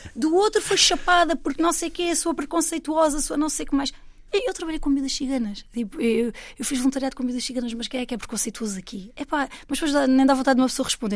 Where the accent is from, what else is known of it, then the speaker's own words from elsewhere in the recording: Alentejo, Portugal; Eu, eu sou portuguesa e eu sou uma mulher do Alentejo